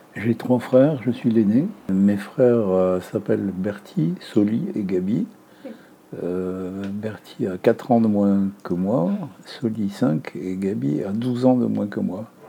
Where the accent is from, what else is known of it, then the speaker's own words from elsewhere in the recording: Beirut, Beirut Governorate, Lebanon; now in France; Je suis né à Beyrouth, au Liban, en 1941